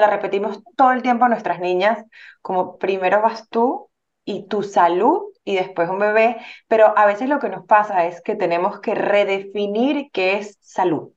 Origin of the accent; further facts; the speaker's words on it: Venezuela; moved away; en Venezuela, nosotros somos venezolanos